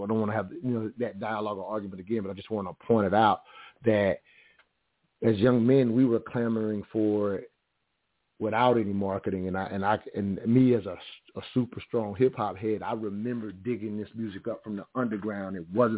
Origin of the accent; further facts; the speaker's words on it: the South, United States; growing up in the South, you can imagine, and even to add this context, the Ku Klux Klan marched in my town to the 5th grade. So I'm from that type of area.